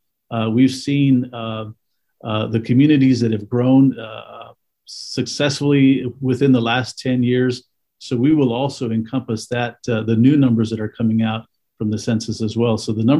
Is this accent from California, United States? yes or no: no; Weslaco, Texas, United States; I grew up in the Mid-Valley. I was a Weslaco High School graduate.